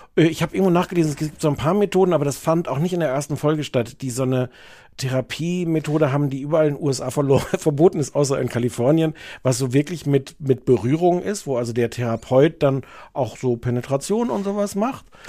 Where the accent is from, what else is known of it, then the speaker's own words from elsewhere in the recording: Osnabrück, Lower Saxony, Germany; ich komme aus Osnabrück